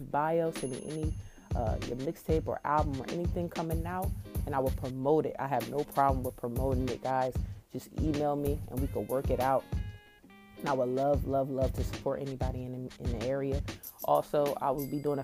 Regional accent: Trenton, New Jersey, United States; I'm from Trenton, New Jersey

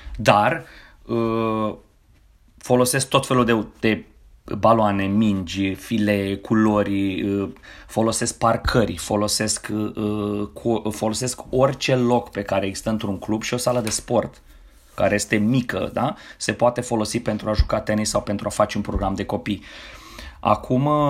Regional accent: Romania; moved away as an adult; now in United States; Sunt român și trăiesc în America.

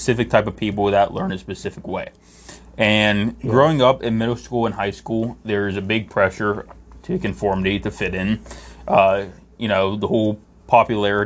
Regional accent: Pittsburgh, Pennsylvania, United States; In Pittsburgh, we give directions based on where places used to be

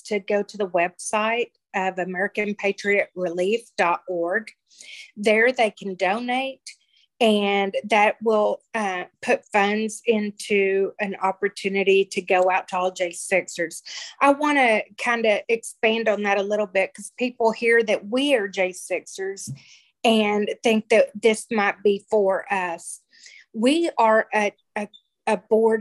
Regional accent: Texas, United States; We're from Texas

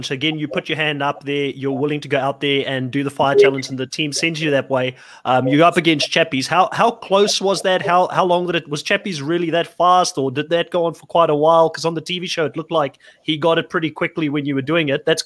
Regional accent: South Africa; moved away as an adult; I I grew up in South Africa. I lived there for eighteen years before

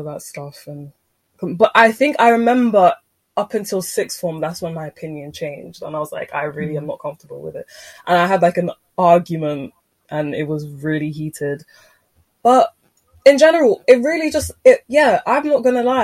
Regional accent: Nigeria; I'm Nigerian

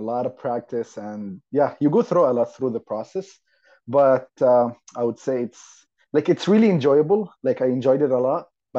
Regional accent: Saudi Arabia; English is a second language; moved away as an adult; also born or lived in Yemen / Jeddah, Saudi Arabia; now in Montreal, Canada; I'm originally from Saudi Arabia. I was born and grew up in Saudi Arabia till the age of 18. And then when I was 18, I came to Canada, basically Montreal, with absolutely no knowledge of English and French

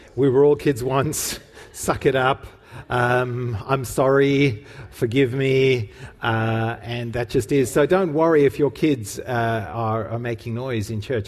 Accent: Cape Town, Western Cape, South Africa; We went to the same youth group where we were growing up in Cape Town

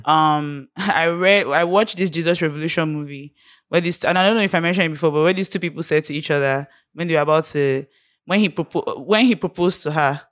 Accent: Nigeria; being Nigerian, growing up in Nigeria

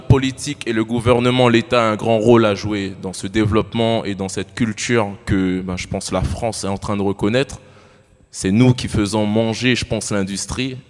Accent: French Guiana; Moi, je viens de la Guyane

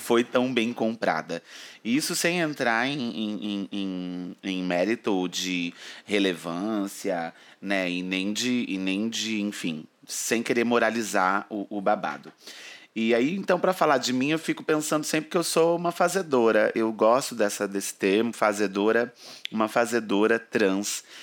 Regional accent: interior of São Paulo, Brazil; moved away as an adult; now in São Paulo, Brazil; eu venho do interior de São Paulo, uma cidadezinha onde acabou que eu nasci

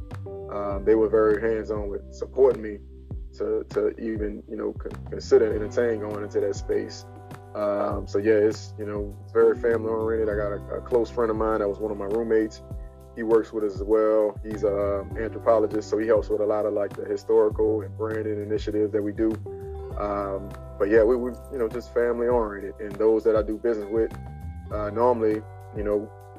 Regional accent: New Orleans, Louisiana, United States; also born or lived in Gainesville, Florida; I moved away with a lot of my personal belongings, which was like gumbo pots and, you know, cliche New Orleans things

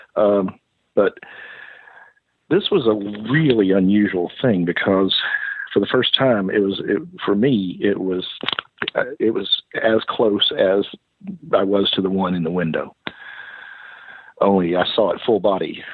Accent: Kentucky, United States; moved away; also born or lived in Tennessee / East Texas; growing up in the South

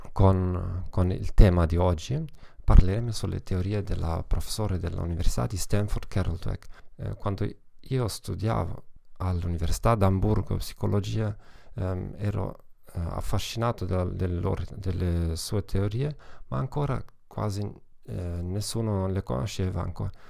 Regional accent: Germany; Italian is a second language; Come vedete non sono italiano affatto, sono tedesco e una piccola precauzione all'inizio, eh, quasi mai non ho la, l'opportunità di parlare italiano

